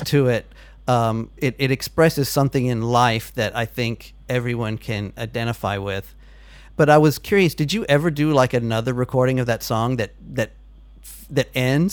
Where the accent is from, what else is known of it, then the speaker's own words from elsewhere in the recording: United States; moved away; also born or lived in Texas; I'm now an American who's been out of America for 12 years